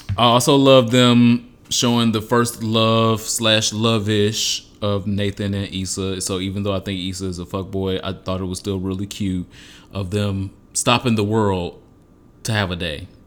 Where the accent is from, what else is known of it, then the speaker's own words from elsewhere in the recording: Detroit, Michigan, United States; moved away; also born or lived in Los Angeles; I'm from Detroit